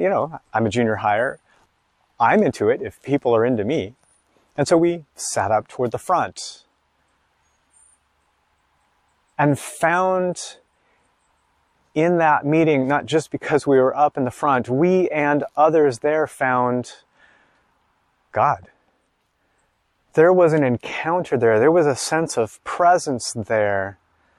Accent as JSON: {"language": "English", "country": "United States", "said": "I'm an American in my 40s"}